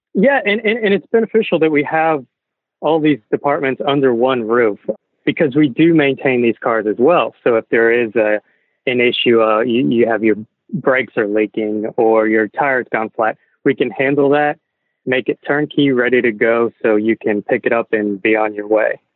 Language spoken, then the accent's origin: English; Texas, United States; growing up in Texas